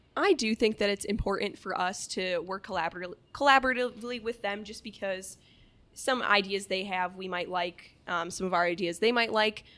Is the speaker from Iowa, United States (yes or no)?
yes; Lake Mills, Iowa, United States; I'm originally from Lake Mills, Iowa, really, really small town up in the, uh, north central part of the state